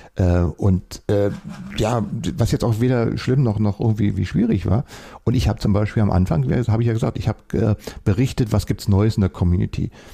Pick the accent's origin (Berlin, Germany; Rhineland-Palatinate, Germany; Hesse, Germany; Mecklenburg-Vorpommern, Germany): Berlin, Germany; Ich bin ja hier in Berlin aufgewachsen, in Westberlin